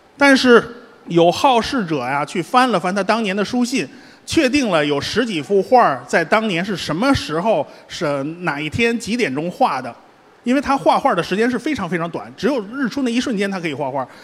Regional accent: Beijing, China; 我们北京人

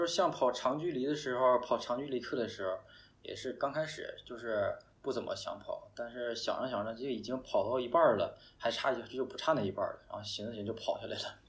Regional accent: Northeast China, China; 作为一个东北人，真的是又怕热又怕冷。

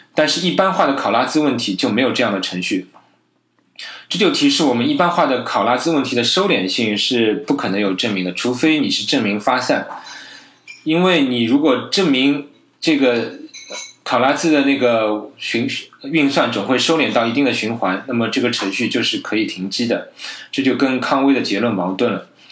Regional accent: China; 我觉得我们中国人的科普之路还是任重道远

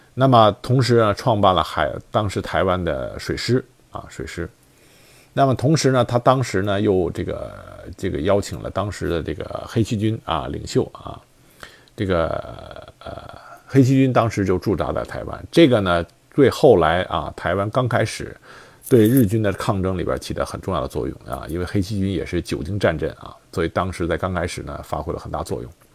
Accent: China; 我们大陆这边

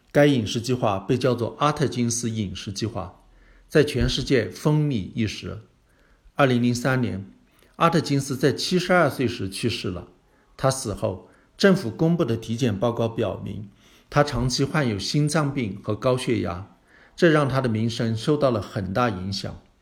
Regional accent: China; 我们中国人

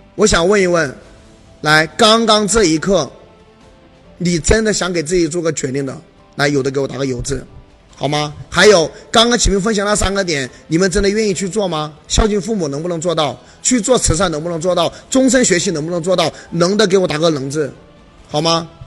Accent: Hunan, China; 因为我也是湖南人

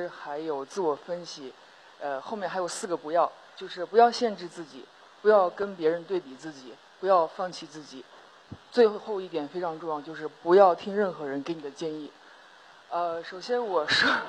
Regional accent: Northwest China, China; born there; 我是一个在西北出生，在中国五个城市长大，呃，在中国五个城市、世界五个国家长大的

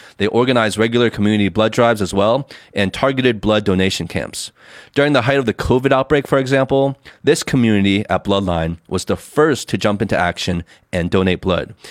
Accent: United States; now in China; When I was growing up in the States, um, in high school

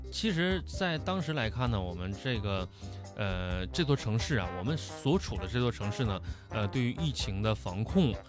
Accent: Suifenhe, Heilongjiang, China; now in Guangdong, China; 我的家乡哈，在绥芬河，呃，我家乡是黑龙江哈，就是嗯。我家乡一个城市绥芬河

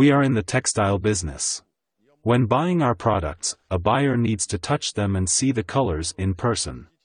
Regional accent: Bangladesh; English is a second language; I'm from Bangladesh. I'm here buying fabrics for our factory.

